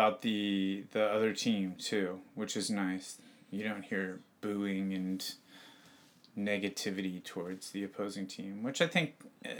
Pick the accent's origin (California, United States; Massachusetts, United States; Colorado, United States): California, United States; suburb of San Francisco; technically, my hometown is a suburb of San Francisco, but it's like an hour's drive.